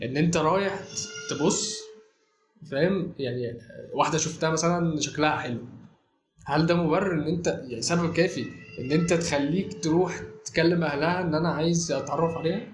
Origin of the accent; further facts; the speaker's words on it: Egypt; عندنا في مصر